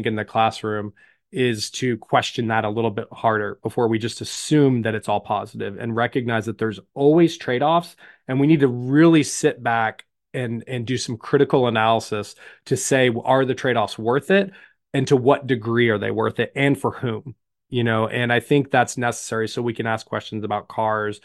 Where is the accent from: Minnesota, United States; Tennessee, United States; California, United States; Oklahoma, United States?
Oklahoma, United States; Tulsa; I'm from Tulsa